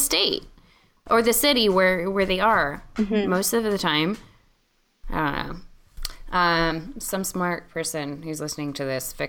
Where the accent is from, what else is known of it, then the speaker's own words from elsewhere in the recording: California, United States; moved away; also born or lived in Richmond, Virginia; I grew up in California in a primarily white community.